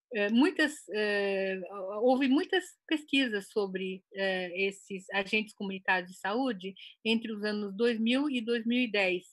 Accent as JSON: {"language": "Portuguese", "country": "Brazil", "tie": "born or raised there", "also_born_or_lived": "Japan", "said": "nós que somos brasileiros, eu me considero brasileira, embora tenha nascido no Japão e tenha ido para o Brasil já com quase seis anos"}